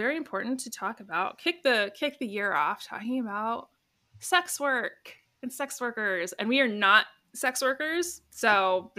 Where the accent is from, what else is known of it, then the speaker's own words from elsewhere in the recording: Tigard, Oregon, United States; Tigard, my hometown